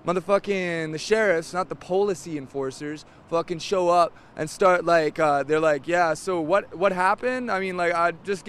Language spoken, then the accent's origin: English; Sophia, West Virginia, United States; Sophia, West Virginia.